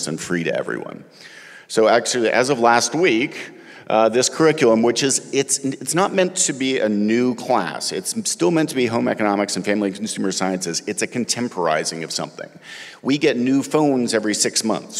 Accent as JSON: {"language": "English", "country": "Canada", "moved": "as an adult", "lives_now": "Athens, United States", "said": "I'm Canadian, and I've lived in that blue dot for just about 20 years"}